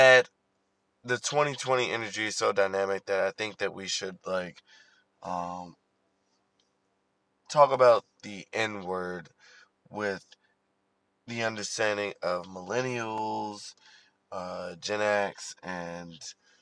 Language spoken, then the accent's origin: English; Baltimore, Maryland, United States; growing up as a millennial in Baltimore